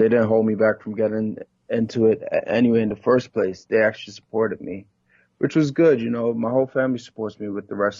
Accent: New York City, New York, United States; moved away as an adult; also born or lived in Trinidad and Tobago (ancestry); now in Louisville, United States; I was born and raised actually in Brooklyn. My family's from Trinidad and Tobago

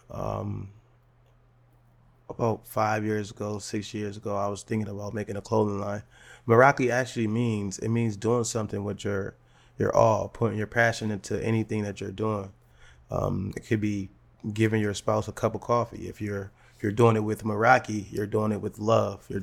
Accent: United States; I was, you know, the same same story of I was raised in the Perry projects and stuff like

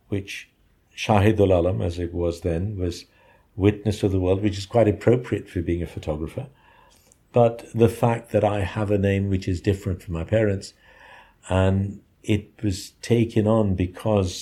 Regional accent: Dhaka, Dhaka Division, Bangladesh; I was born in Dhaka, in a middle-class neighborhood called Azimpur.

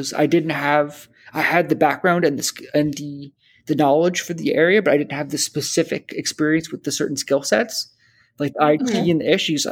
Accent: New Jersey, United States; also born or lived in Boston; I grew up in New Jersey

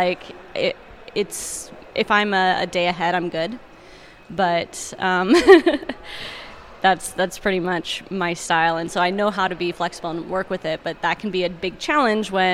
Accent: Southern Idaho, United States; I'm from Southern Idaho

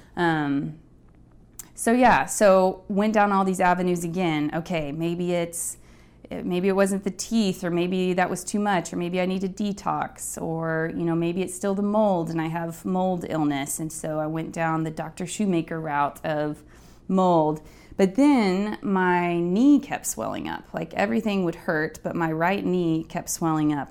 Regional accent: Midland, Texas, United States; moved away as an adult; now in New York, United States; I grew up in West Texas in a town called Midland, which is relatively small

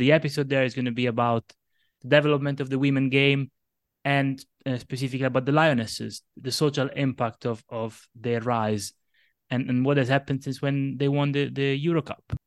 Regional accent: Locri, Calabria, Italy; moved away as an adult; now in Derby, United Kingdom; my home team is a small Italian team called Acilocri, um, from my hometown

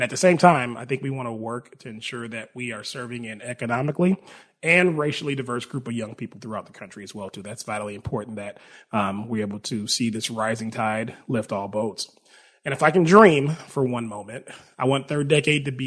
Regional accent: Milwaukee, Wisconsin, United States; moved away as an adult; now in Arizona, United States; I grew up in Milwaukee, Wisconsin.

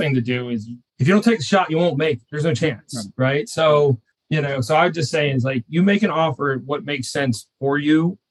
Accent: Cincinnati, Ohio, United States; moved away as an adult; now in Houston, United States; born and raised in Cincinnati.

